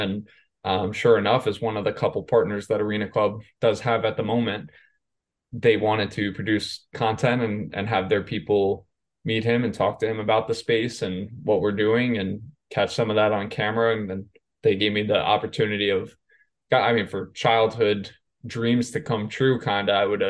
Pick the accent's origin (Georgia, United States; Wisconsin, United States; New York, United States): New York, United States; I grew up in New York.